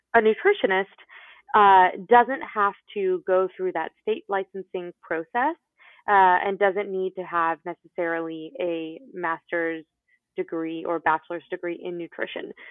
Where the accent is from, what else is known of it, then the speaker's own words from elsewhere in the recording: Florida, United States; I was born in Florida